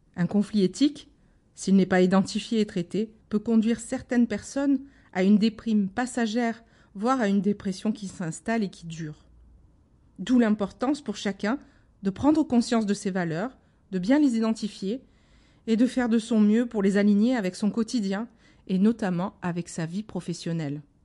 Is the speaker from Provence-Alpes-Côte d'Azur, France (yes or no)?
yes; Marseille, Provence-Alpes-Côte d'Azur, France; je suis marseillaise